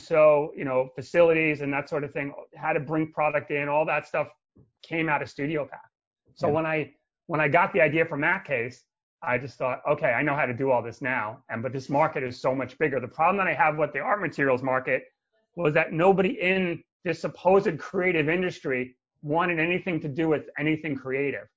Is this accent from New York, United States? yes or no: yes; New York City, New York, United States; when I was growing up in New York City.